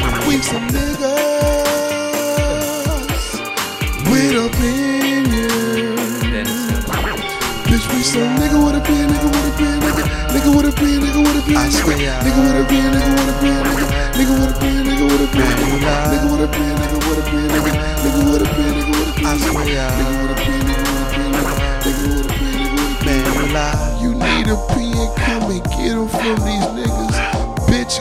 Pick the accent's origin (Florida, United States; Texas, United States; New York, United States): Florida, United States; Miami; I'm born and raised in Miami